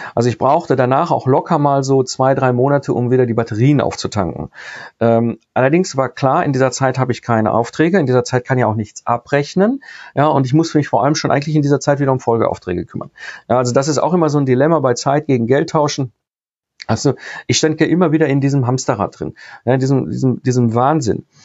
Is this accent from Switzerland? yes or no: no; Ruhr area, North Rhine-Westphalia, Germany; ich komme aus dem Ruhr-, Ruhrpott ursprünglich, bin Kind des Ruhrpots